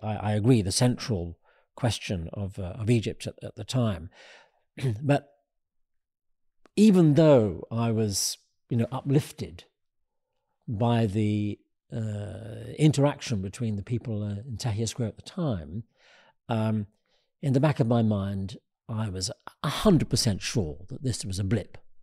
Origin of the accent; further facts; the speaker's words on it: United Kingdom; being a Brit